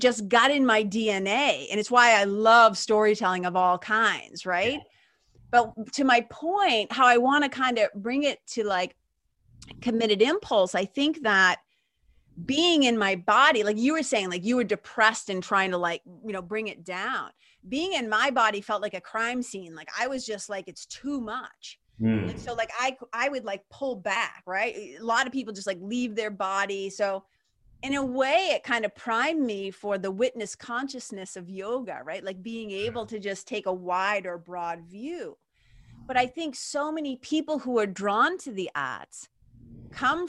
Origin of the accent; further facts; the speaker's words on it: Lawrence, Massachusetts, United States; also born or lived in Boston; I grew up in Lawrence, Massachusetts